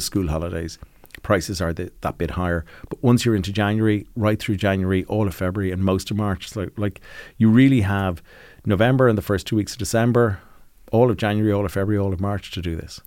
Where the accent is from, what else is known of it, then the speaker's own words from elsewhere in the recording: Ireland; when we grew up in Ireland